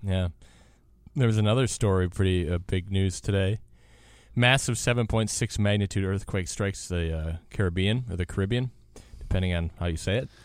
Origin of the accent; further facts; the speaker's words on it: Wisconsin, United States; moved away; I grew up in Wisconsin